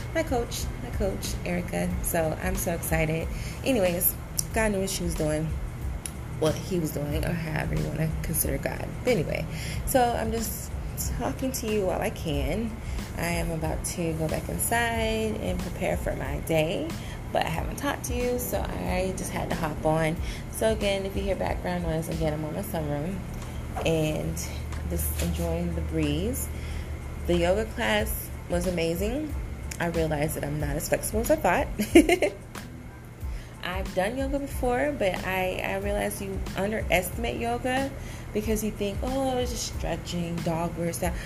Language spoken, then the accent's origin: English; Decatur, Georgia, United States; moved away as an adult; also born or lived in San Diego, California; now in Florida, United States; I am originally from Georgia, Atlanta, Georgia, Decatur, Georgia